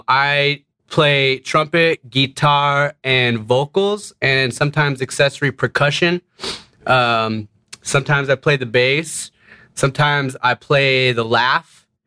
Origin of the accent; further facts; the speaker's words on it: Denver, Colorado, United States; I was born here in Denver, Colorado. My family comes from Nuevo Mexico, from the north side. Halfway between Taos and Las Vegas, there's a verdant valley called Mora.